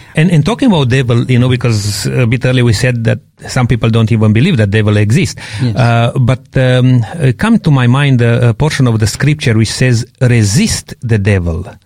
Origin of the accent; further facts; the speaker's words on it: Transylvania, Romania; moved away; I come from Transylvania